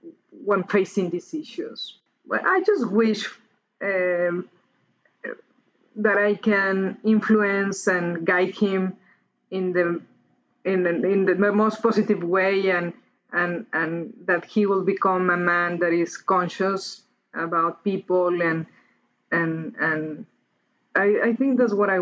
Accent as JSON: {"language": "English", "region": "Mexico City", "country": "Mexico", "tie": "born or raised there", "moved": "yes", "said": "I grew up in Mexico City, which is among the most polluted cities in the world."}